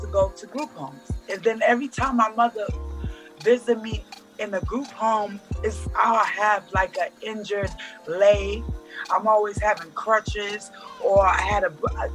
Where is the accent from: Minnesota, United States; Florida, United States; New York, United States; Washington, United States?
New York, United States; New York City; also born or lived in Portland, Oregon; My mother came to New York City when I was 8 years old, and I've been down here ever since